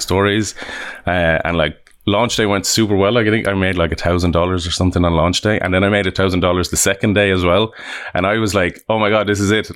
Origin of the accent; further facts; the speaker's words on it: Limerick, Munster, Ireland; also born or lived in Dublin; now in Vancouver, Canada; I'm from Ireland. I was born in Dublin and, uh, yeah, we grew up in, in Limerick on the other side of I, Ireland.